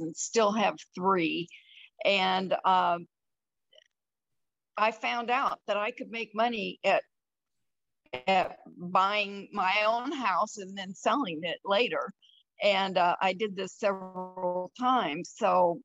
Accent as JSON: {"language": "English", "region": "Iowa", "country": "United States", "tie": "born or raised there", "moved": "as an adult", "lives_now": "Colorado, United States", "said": "I grew up in Iowa, moved to Colorado when I graduated from college"}